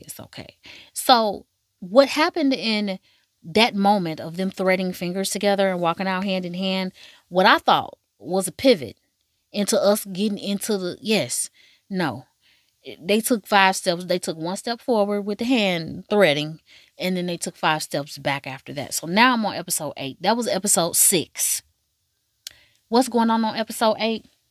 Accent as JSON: {"language": "English", "country": "United States", "said": "I'm from America"}